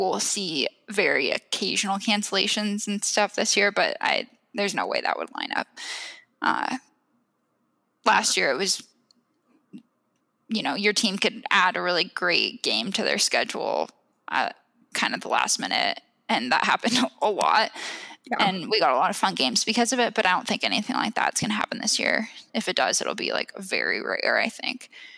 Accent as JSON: {"language": "English", "town": "Seattle", "region": "Washington", "country": "United States", "tie": "born or raised there", "said": "I was born in Seattle"}